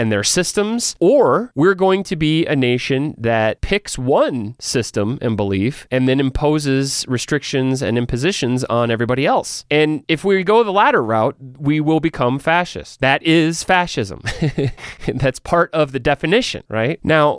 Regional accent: United States; I'm an American

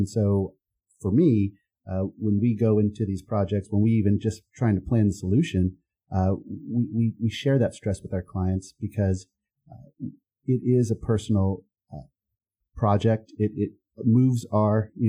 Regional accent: Texas, United States; moved away as an adult; now in Charlotte, United States; I grew up in Texas

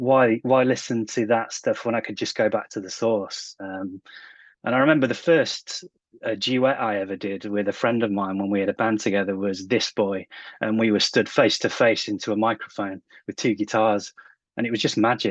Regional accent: England, United Kingdom; I grew up in the Britpop era over here in England

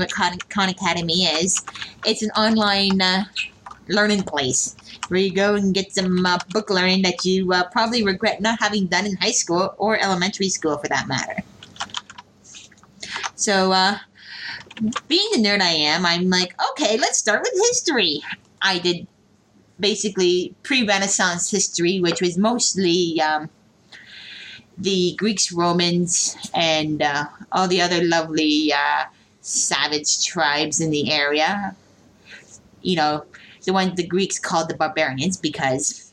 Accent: Canada; I'm a Canadian

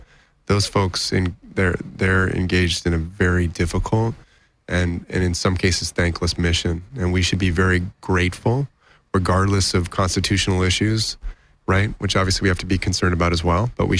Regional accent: Taiwan; born there; I was born in Taiwan.

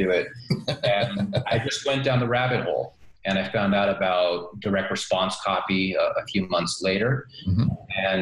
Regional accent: New York, United States; moved away; I grew up in New York and lived all over the U.S. Throughout the years

